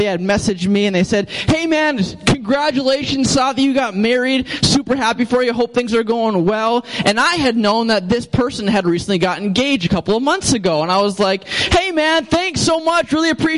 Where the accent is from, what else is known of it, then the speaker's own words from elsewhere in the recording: St. Cloud, Minnesota, United States; moved away; I'm from St. Cloud